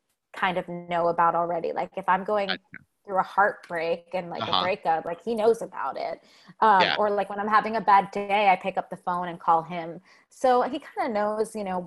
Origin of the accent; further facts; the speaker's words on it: New Jersey, United States; now in New York City, United States; living in New York City or growing up in New Jersey